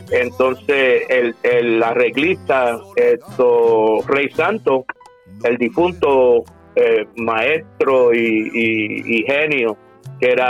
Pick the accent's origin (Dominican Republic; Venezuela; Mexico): Venezuela; Cagua, Aragua; yo soy criollo, yo soy de aquí, yo nací aquí en Cagua.